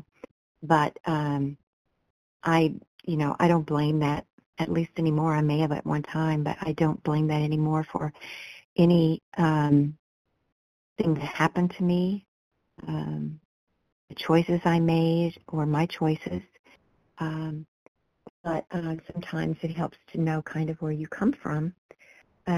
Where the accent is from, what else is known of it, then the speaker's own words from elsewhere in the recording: Kansas, United States; I was born in Kansas and lived most of my life here